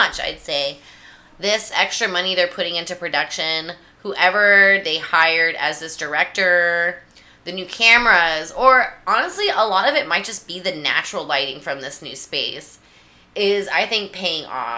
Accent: United States

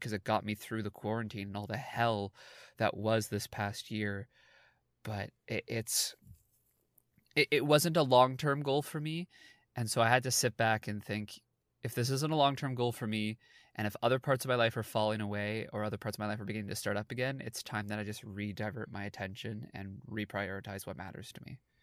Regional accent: Toronto, Ontario, Canada; I'm an actor from Toronto, Canada

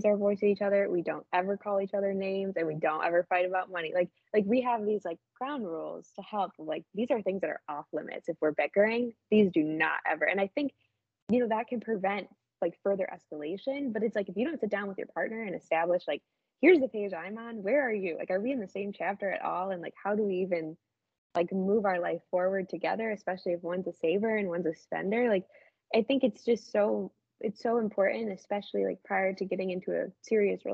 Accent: Midwest, United States; we're from the Midwest

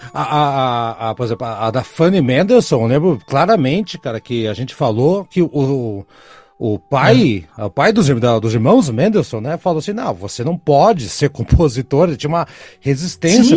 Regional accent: Brazil; eu, Brasil

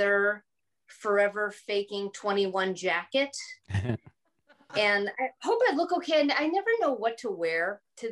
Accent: Green Bay, Wisconsin, United States; moved away; I'm from the Bay Area, Green Bay

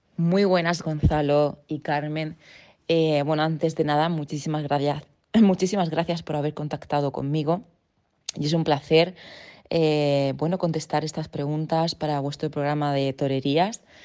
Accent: Region of Murcia, Spain; yo soy murciana

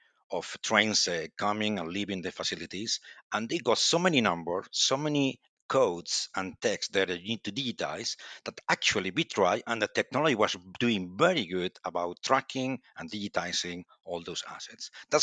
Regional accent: Santiago de Compostela, Galicia, Spain; English is a second language; And well, as you say, I'm from Spain and Galician, actually. And I born in Santiago de Compostela, the beautiful city of Santiago de Compostela.

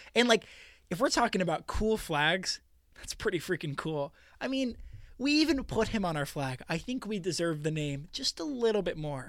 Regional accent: Washington, United States; I'm speaking for Washingtonians here

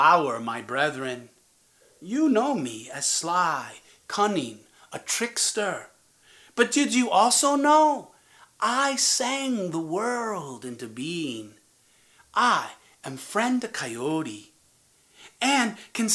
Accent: Toledo, Ohio, United States; When I was a kid, growing up in Toledo, Ohio, my home was a zoo

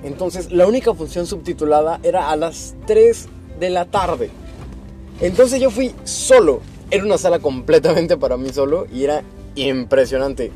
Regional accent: Mexico; nosotros que somos mexicanos

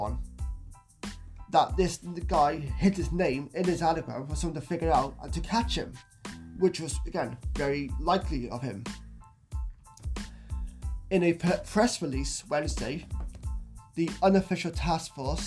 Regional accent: South Wales, United Kingdom; he's actually from Wales, which is my home country, South Wales, UK.

